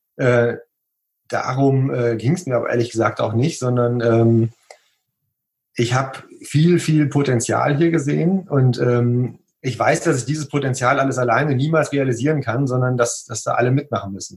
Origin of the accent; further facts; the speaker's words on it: Münsterland, North Rhine-Westphalia, Germany; moved away as an adult; now in Oberwesel, Germany; Gebürtig komme ich tatsächlich nicht hierher